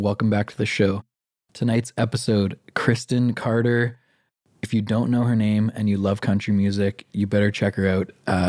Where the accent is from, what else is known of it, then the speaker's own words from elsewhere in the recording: Vancouver, British Columbia, Canada; growing up in Greater Vancouver